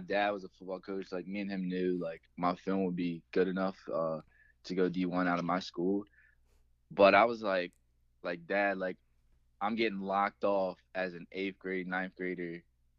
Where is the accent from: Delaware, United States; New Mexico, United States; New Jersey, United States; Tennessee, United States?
Delaware, United States; Delmar; I grew up in Delmar, Delaware.